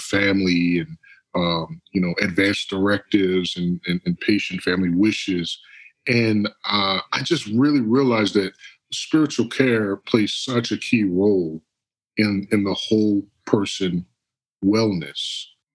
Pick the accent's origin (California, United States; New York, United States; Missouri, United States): New York, United States; Long Island; moved away; I'm originally from Long Island, New York.